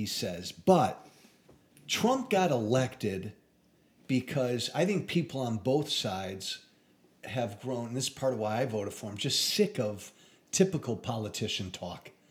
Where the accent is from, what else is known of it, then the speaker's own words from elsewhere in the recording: Illinois, United States; I come from Illinois